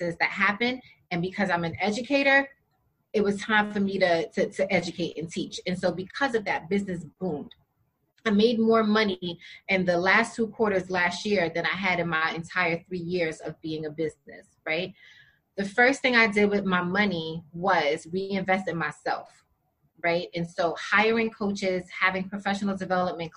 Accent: New York, United States; I'm from New York

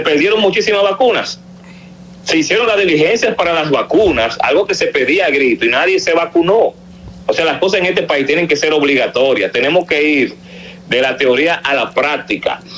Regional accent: Dominican Republic; soy dominicano con cédula de identidad electoral

